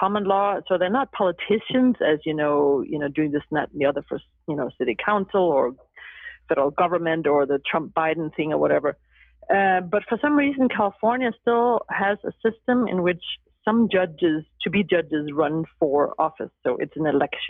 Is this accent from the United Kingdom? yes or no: no; Denmark; moved away as an adult; also born or lived in Huntington Beach; now in Los Angeles, United States; I was born and raised in Denmark, and I was there into my young adult years.